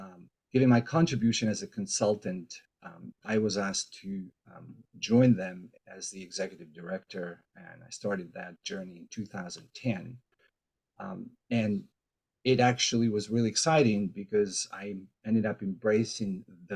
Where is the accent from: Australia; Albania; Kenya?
Albania; now in Seattle, United States; I am originally from Albania